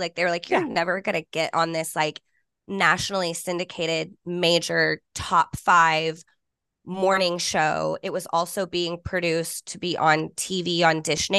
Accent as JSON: {"language": "English", "town": "Fort Worth", "region": "Texas", "country": "United States", "tie": "born or raised there", "said": "And I grew up in Fort Worth, but in a small school, like K through 12, my whole schooling, I graduated with 26 people."}